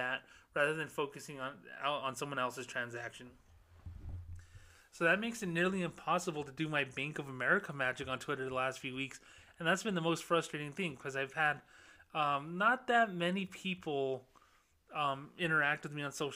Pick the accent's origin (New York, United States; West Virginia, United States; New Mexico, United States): New Mexico, United States; Socorro; moved away; my hometown of Socorro, New Mexico